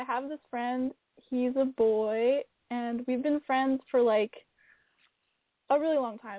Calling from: Vancouver, British Columbia, Canada; I'm calling from Vancouver, Canada.

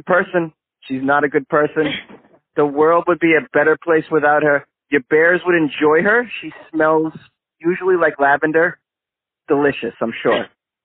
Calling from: Los Angeles, California, United States; I'm calling from Los Angeles, long distance.

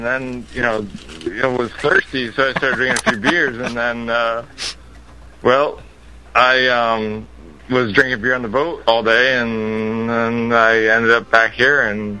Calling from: Massachusetts, United States

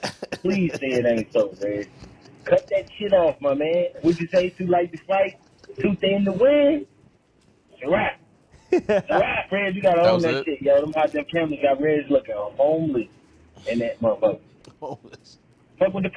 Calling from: Milwaukee, Wisconsin, United States; From the Midwest. In the Midwest, I'm coming from Milwaukee.

